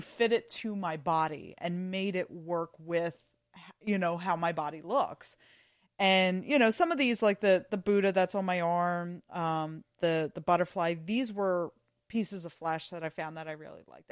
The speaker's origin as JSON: {"language": "English", "town": "Philadelphia", "region": "Pennsylvania", "country": "United States", "tie": "born or raised there", "said": "I grew up in Northeast Philly"}